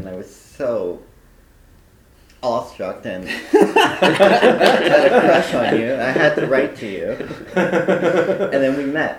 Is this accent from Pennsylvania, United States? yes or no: yes; Philadelphia, Pennsylvania, United States; I was born in Philadelphia in 1974.